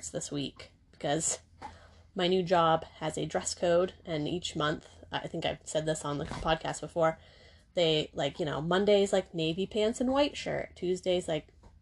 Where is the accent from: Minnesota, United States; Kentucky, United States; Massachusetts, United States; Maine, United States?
Maine, United States; moved away as an adult; I'm from Maine.